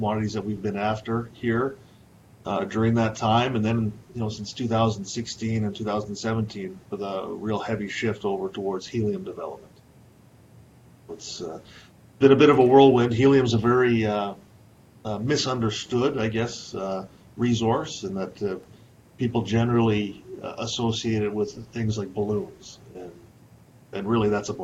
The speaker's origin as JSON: {"language": "English", "region": "Saskatchewan", "country": "Canada", "tie": "born or raised there", "also_born_or_lived": "Calgary", "moved": "as an adult", "said": "I was raised in Saskatchewan"}